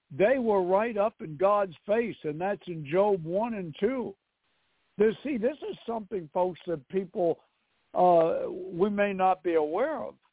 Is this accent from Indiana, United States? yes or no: no; New York City, New York, United States; I'm from New York City.